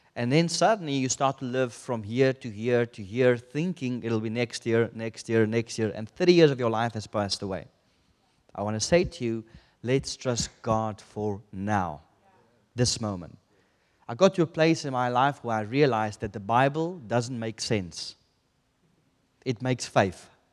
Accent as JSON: {"language": "English", "country": "South Africa", "moved": "yes", "said": "I come from South Africa"}